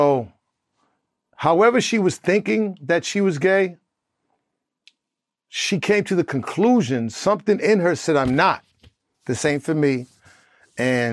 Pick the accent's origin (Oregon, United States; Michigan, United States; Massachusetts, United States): Massachusetts, United States; Boston; moved away; also born or lived in Atlanta / California; when I grew up in Boston in Four Corners, Prez